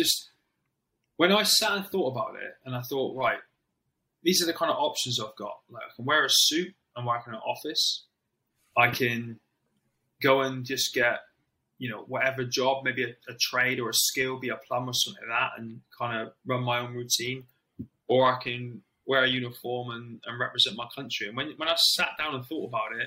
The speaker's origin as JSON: {"language": "English", "town": "Plymouth", "region": "South West England", "country": "United Kingdom", "said": "I'm from Plymouth. I'd never been anywhere on my own outside of Plymouth without my parents and me"}